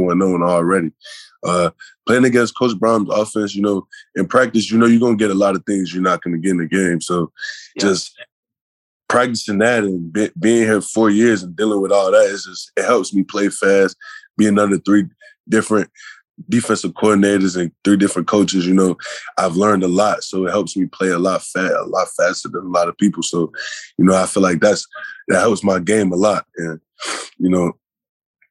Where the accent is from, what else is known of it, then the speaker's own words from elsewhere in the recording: Illinois, United States; growing up as a kid, you know, I'm from Illinois